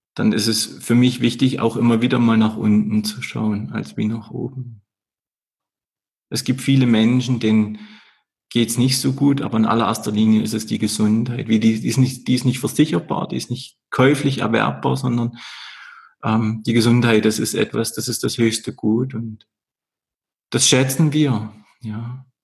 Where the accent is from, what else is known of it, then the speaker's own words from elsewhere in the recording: Erzgebirge, Saxony, Germany; moved away as an adult; now in Vorarlberg, Austria; da kommt auch der Erzgebirger durch. Diese Region, wo ich herkomme